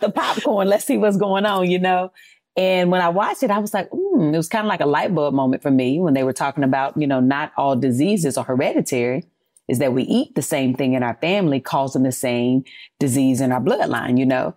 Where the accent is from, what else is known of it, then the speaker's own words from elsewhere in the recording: North Carolina, United States; I'm from North Carolina, you know, from the South